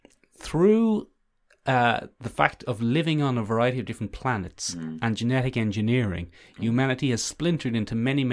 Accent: London, United Kingdom; accent: London; they're not a patch on my London accent.

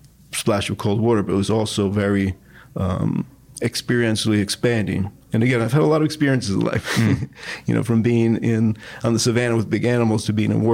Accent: United States; moved away as an adult; also born or lived in New York City / Italy; my home country, which is the United States

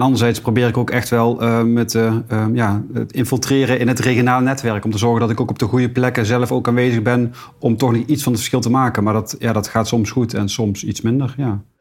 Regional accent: Deurne, North Brabant, Netherlands; geboren getogen tegenover Museum de Wieker

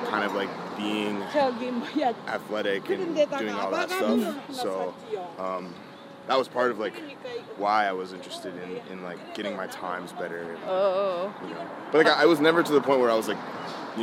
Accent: Cleveland, Ohio, United States; also born or lived in Washington, D.C.; now in New York, United States; I was born in Cleveland

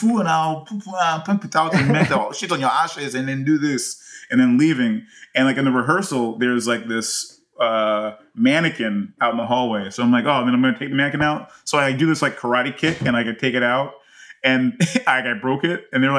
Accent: United States; I'm more American.

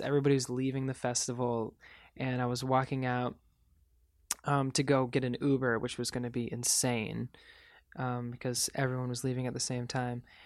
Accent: Michigan, United States; growing up in Michigan

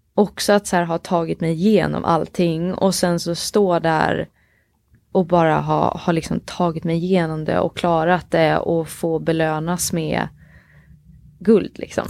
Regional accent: Oskarshamn, Kalmar County, Sweden; jag är uppväxt i Oskarshamn i Småland

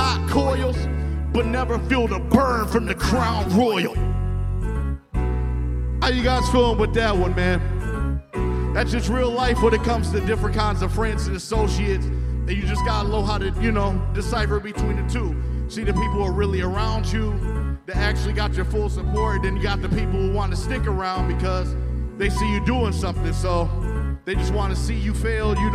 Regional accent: Detroit, Michigan, United States; I'm from Detroit

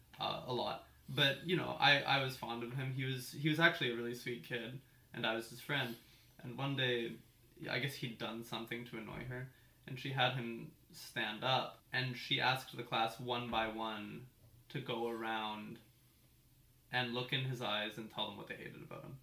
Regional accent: Port Moody, British Columbia, Canada; also born or lived in North Vancouver / West Vancouver; I grew up here. I think I was born in North

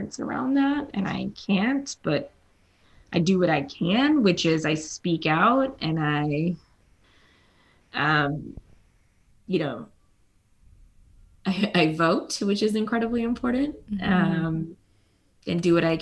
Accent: South Carolina, United States; My parents were Indian immigrants. They settled in South Carolina. I was born there in South Carolina, not India

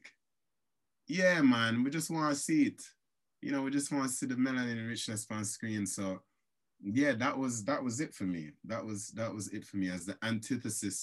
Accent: Jamaica; moved away; I grew up in Jamaica

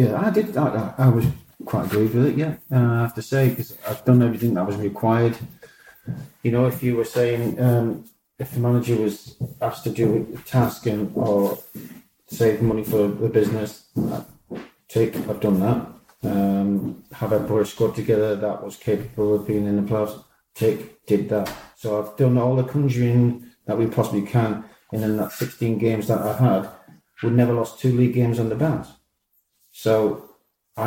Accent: Newcastle upon Tyne, North East England, United Kingdom; I'm a Geordie

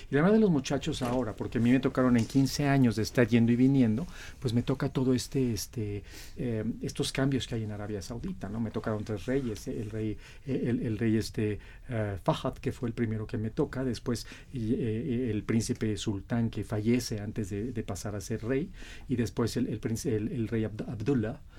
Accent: Mexico; Representando a, a mi México, a mi América Latina, con mucho orgullo, este, siendo exalumno de la, de la UNAM, yo soy arquitecto

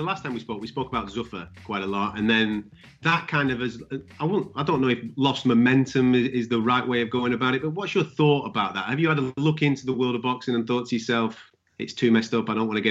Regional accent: United Kingdom; I can only speak as a British guy following my British fighters, and we've got six world champions at the moment.

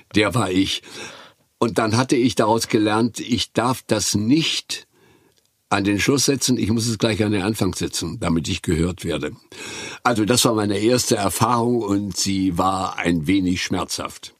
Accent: Güstrow, Mecklenburg-Vorpommern, Germany; born or raised there

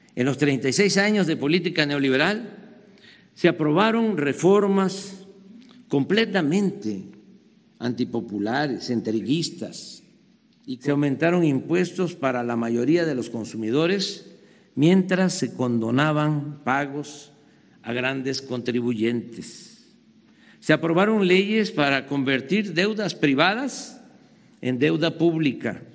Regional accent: Mexico; Yo digo como mexicano

